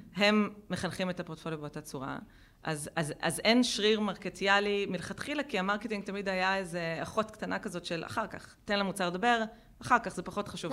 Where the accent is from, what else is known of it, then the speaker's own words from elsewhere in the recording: Israel; גדלנו במדינה שהיא מיליטנטית ומאוד וכחנית